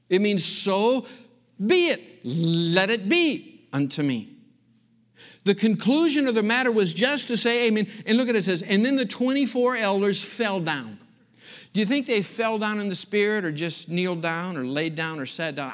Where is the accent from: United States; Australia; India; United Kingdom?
United States; Michigan; moved away; growing up in Michigan, a little farm community out in the country.